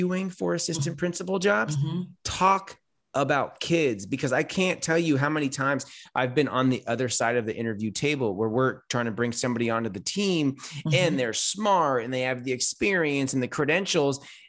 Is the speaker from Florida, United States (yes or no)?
no; California, United States; I'm from California